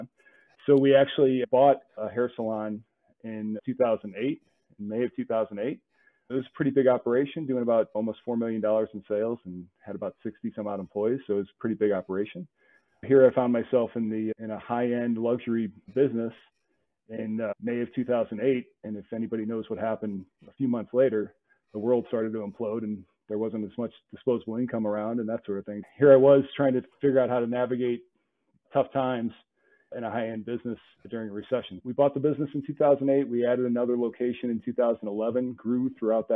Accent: St. Louis, Missouri, United States; I grew up in St. Louis

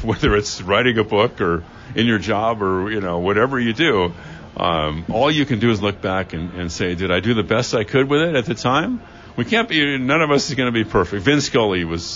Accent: Los Angeles, California, United States; now in San Francisco Bay Area, United States; growing up in L.A.

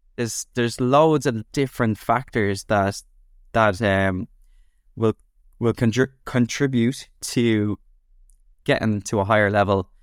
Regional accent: Dublin, Leinster, Ireland; I grew up in Dublin, and I went to school there.

